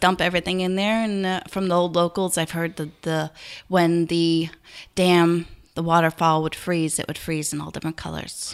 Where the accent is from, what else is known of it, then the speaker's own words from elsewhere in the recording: Garrison, New York, United States; I grew up in Garrison